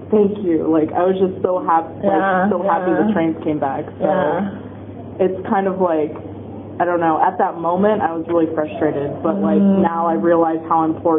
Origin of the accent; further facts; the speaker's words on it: Kansas, United States; now in Japan; I'm from Kansas, so in Kansas there's no earthquake.